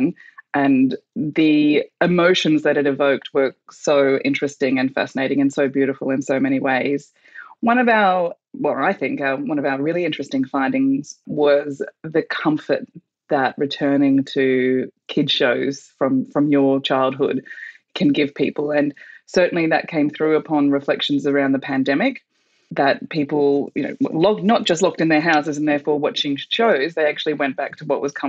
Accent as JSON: {"language": "English", "country": "Australia", "said": "as Australians"}